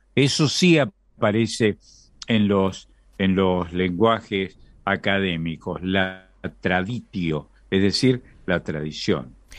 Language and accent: Spanish; Argentina; Yo, como muchos argentinos, soy hijo de extranjeros latinos